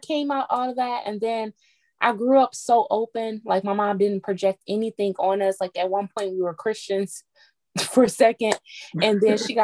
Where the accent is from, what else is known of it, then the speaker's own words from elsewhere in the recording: Detroit, Michigan, United States; I grew up in Detroit